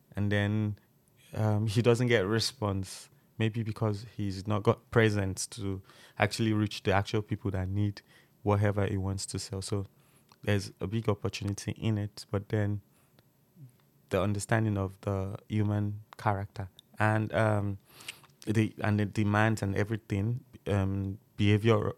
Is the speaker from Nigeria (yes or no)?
yes; Nigeria; moved away as an adult; now in United Kingdom; I'm from Nigeria